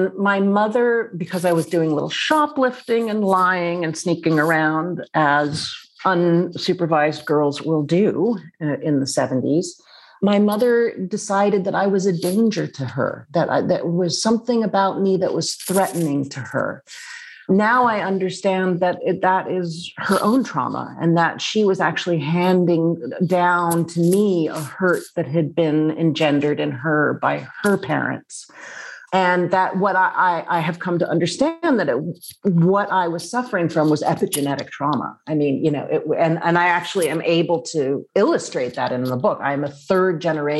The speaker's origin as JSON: {"language": "English", "town": "New York City", "region": "New York", "country": "United States", "tie": "born or raised there", "said": "I grew up in Manhattan"}